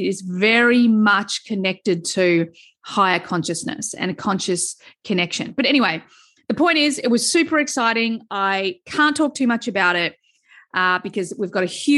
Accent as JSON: {"language": "English", "town": "Melbourne", "region": "Victoria", "country": "Australia", "tie": "born or raised there", "said": "in Melbourne where I grew up"}